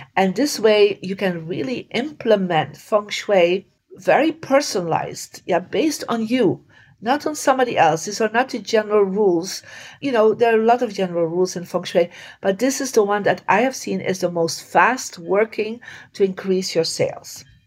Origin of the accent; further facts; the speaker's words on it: Belgium; I come from Belgium and in Belgium you don't